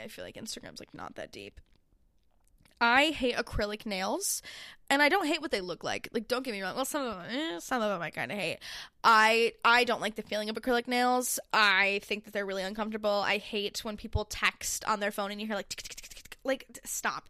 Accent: Syracuse, New York, United States; moved away; I'm from Syracuse

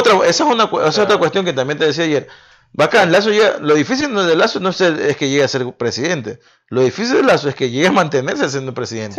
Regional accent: Ecuador

